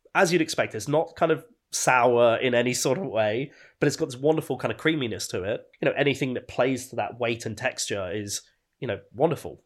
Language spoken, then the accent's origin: English; Birmingham, West Midlands, United Kingdom; now in London, United Kingdom; growing up in Birmingham